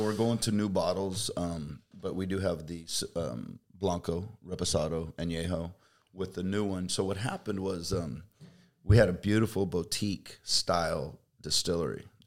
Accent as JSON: {"language": "English", "region": "Kansas", "country": "United States", "tie": "born or raised there", "also_born_or_lived": "Fresno, California", "moved": "as an adult", "lives_now": "California, United States", "said": "I was a Kansas boy"}